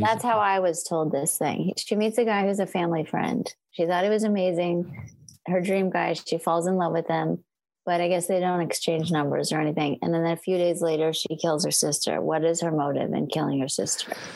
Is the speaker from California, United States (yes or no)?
yes; California, United States; moved away as an adult; also born or lived in Portland; I'm a Californian